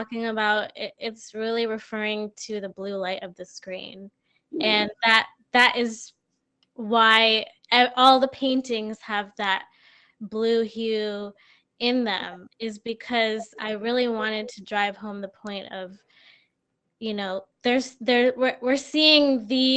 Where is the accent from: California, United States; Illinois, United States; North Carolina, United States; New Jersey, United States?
New Jersey, United States; also born or lived in Brooklyn, New York / Massachusetts; now in Springfield, United States; I'm originally from New Jersey. So I before coming to Massachusetts, I was living in Brooklyn